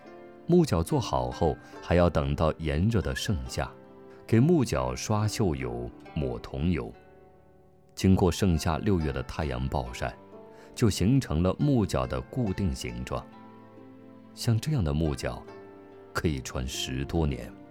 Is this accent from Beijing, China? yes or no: no; Zhuhe, Hubei, China; 我的故乡是洪湖岸边的朱河镇，镇上有一条长长的老街。